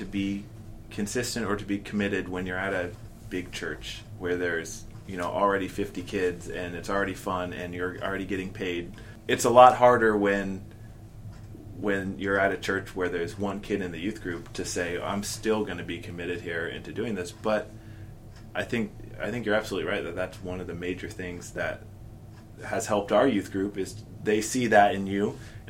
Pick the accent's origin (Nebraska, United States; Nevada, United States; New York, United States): New York, United States; I'm from New York.